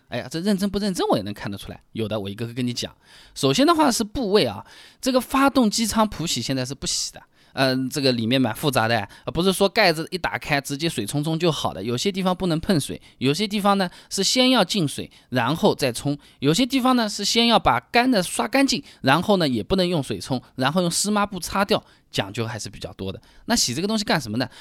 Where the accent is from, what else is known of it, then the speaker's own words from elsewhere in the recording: Hangzhou, Zhejiang, China; 我们杭州话说起来呢，叫杀猪啊